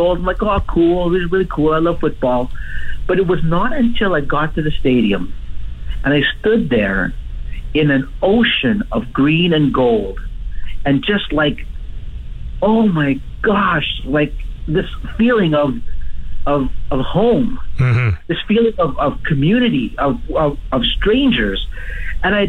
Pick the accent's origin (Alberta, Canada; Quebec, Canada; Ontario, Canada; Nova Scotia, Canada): Alberta, Canada; Edmonton; also born or lived in Africa; I was born in Edmonton, but I left Edmonton when I was 6 years old, and we lived in Africa. And so I lived in Africa until I was 12 years old